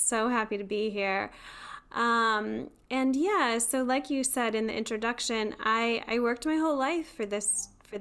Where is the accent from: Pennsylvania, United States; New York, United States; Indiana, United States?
Pennsylvania, United States; Beaver Falls; now in North Carolina, United States; I grew up in Beaver Falls, which is know it's like a really small town?